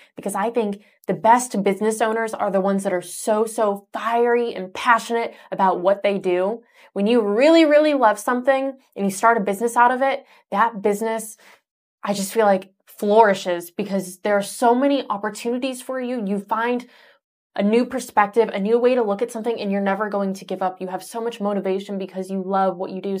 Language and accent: English; Michigan, Ohio area, Midwest, United States; I grew up in Michigan, Ohio area